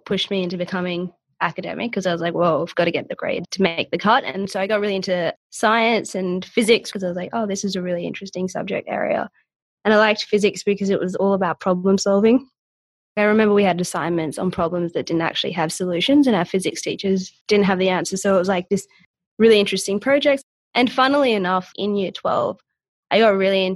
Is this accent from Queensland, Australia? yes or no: yes; Brisbane, Queensland, Australia; also born or lived in Sri Lanka / Thailand; I grew up in Brisbane